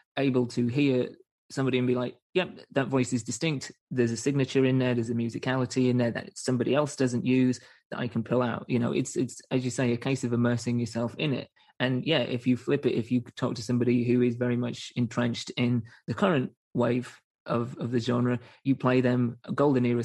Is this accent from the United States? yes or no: no; England, United Kingdom; being English, I'm still getting used to the school system